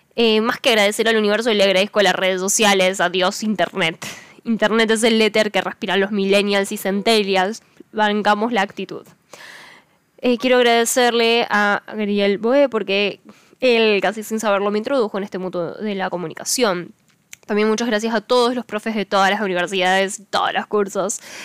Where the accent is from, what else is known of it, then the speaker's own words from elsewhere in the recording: Córdoba, Argentina; soy una cordobesa